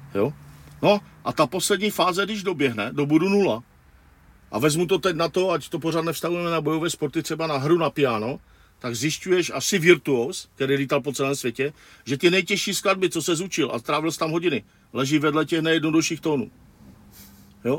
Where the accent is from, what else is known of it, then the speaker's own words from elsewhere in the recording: Wallachia, Zlín Region, Czechia; odkud pocházím já z Valašského regionu